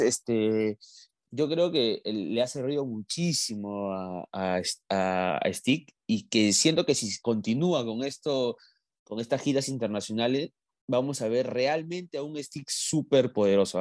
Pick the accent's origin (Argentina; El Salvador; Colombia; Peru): Peru; somos los peruanos